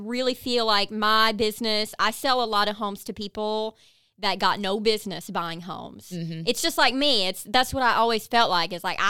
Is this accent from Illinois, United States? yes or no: no; Kentucky, United States; Like, I drive a big old Jeep. I'm from Eastern Kentucky. I was not supposed to do anything like this.